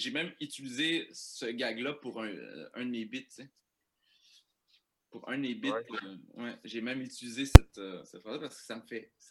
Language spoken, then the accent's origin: French; Saint-Eustache, Quebec, Canada; born there; Je viens d'une famille immigrante, euh, je suis né à Saint-Eustache